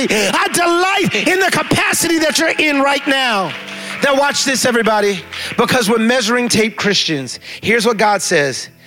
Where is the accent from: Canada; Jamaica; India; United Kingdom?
Jamaica; now in New York, United States; I'm Jamaican, so that's not a big deal